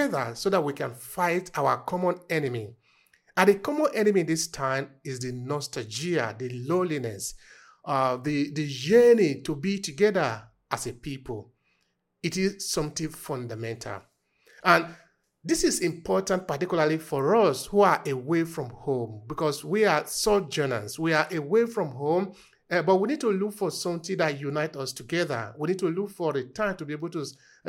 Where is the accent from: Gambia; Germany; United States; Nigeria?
Nigeria; moved away as an adult; now in Italy; I'm originally from Nigeria, and I've been in Italy for quite some years now, since 2004